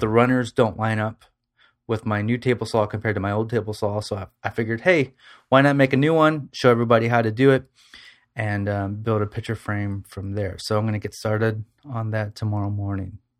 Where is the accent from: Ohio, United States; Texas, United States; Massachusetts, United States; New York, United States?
Ohio, United States; Toledo; I'm from Toledo, Ohio